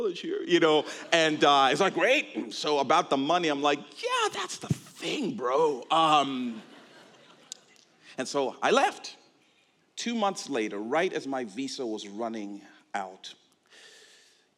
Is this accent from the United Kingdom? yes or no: no; Zambia; moved away; also born or lived in Ohio, United States